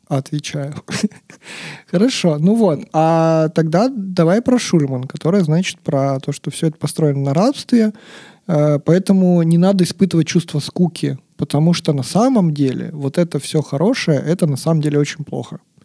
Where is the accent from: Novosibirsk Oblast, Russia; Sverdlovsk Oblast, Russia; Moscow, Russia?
Sverdlovsk Oblast, Russia; Yekaterinburg; я, как любой, значит, екатеринбуржец